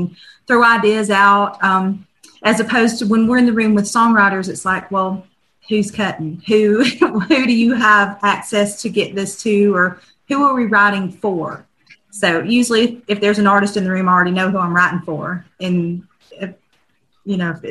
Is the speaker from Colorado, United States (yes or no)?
no; Northeast Alabama, United States; growing up in Northeast Alabama